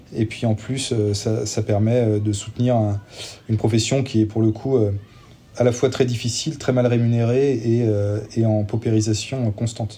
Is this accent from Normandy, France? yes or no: no; Nantes, Pays de la Loire, France; moi je suis nantais